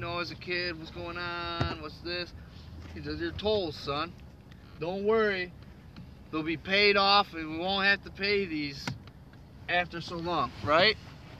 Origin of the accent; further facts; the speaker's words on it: United States; I'm a fucking American. I was born in America, I'm American.